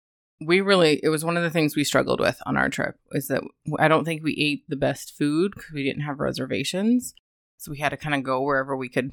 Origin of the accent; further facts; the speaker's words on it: United States; we're American.